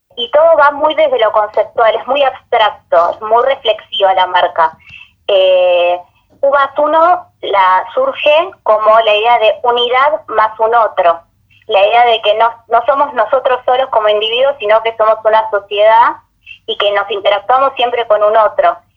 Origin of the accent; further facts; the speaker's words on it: Buenos Aires, Argentina; yo soy de Buenos Aires, vengo de un colegio con una formación muy clásica